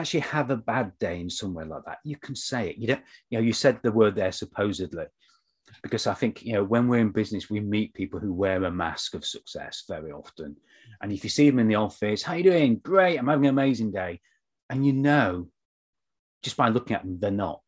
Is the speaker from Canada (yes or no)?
no; United Kingdom; we're both British